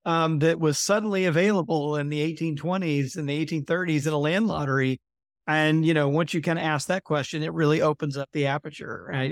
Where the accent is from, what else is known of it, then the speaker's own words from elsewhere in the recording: Mississippi, United States; my home state of Mississippi